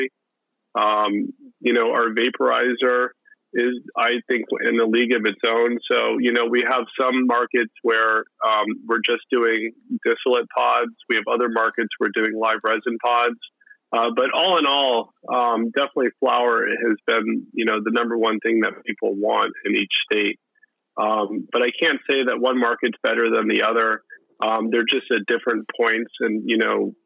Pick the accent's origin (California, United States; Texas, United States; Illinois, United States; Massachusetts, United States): California, United States; Bay Area; my background, I'm from the Bay Area